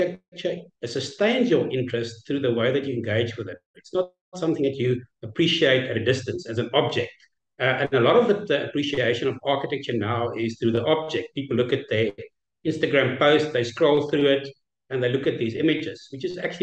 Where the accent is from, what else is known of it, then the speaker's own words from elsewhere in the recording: South Africa; I'm from South Africa, with our own challenges